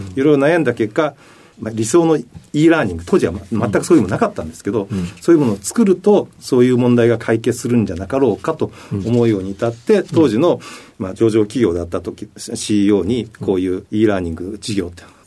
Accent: Yamaguchi, Japan; also born or lived in Kochi Prefecture; 生まれたのは高知県で、うん、その後すぐに山口県で育った

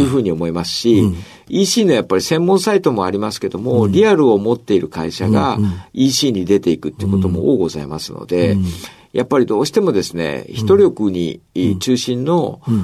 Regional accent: Oita, Japan; moved away; also born or lived in Fukuoka; 大分県出身、大分市ですね

